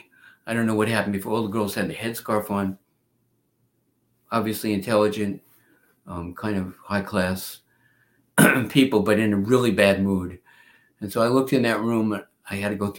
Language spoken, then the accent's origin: English; New York, United States; also born or lived in Freeport, Long Island / Brooklyn; I was born in the Bronx.